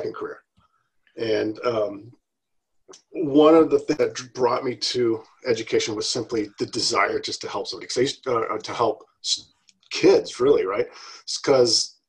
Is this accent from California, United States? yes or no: yes; California, United States; moved away; I grew up out in California, and I grew up, in just it was a low socioeconomic area. It was a rough town